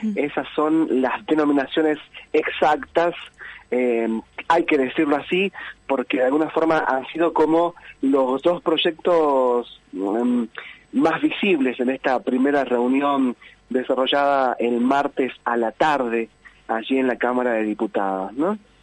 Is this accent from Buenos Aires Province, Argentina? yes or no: no; Tartagal, Salta, Argentina; now in Villa Carlos Paz, Argentina; en mi pueblo, en mi ciudad natal, allí en, Tartagal, en Salta